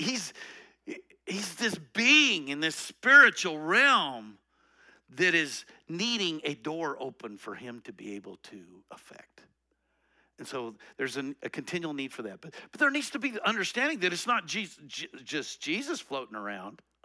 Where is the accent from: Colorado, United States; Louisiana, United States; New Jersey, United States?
Colorado, United States; I'm from Colorado